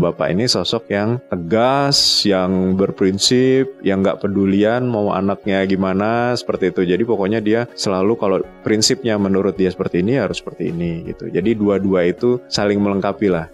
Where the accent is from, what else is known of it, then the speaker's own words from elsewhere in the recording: Balikpapan, East Kalimantan, Indonesia; moved away as an adult; also born or lived in Tanah Grogot / Malang; Lahir Tanah Grogot, kemudian saya mulai T K itu sudah di kota besar di Balik Papan.